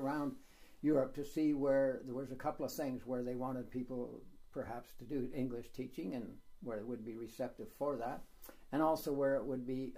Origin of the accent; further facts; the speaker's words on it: Canada; moved away as an adult; now in Poland; I was born and raised in Canada.